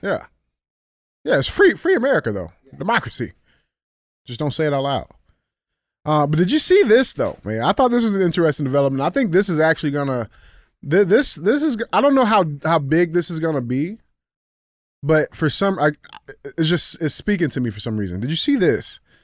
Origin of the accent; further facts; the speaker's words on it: United States; as an American citizen